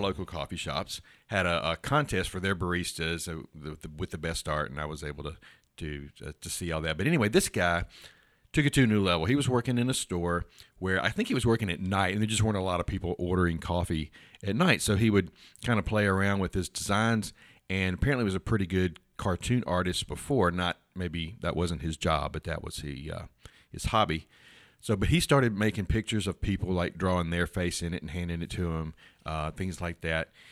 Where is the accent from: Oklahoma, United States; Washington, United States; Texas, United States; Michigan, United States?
Texas, United States; Houston; I was born in Houston.